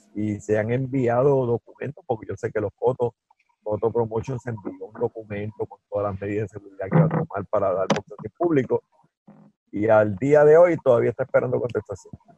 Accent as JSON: {"language": "Spanish", "town": "Guaynabo", "country": "Puerto Rico", "tie": "born or raised there", "said": "que es mi pueblo natal, que se llama Guaynabo"}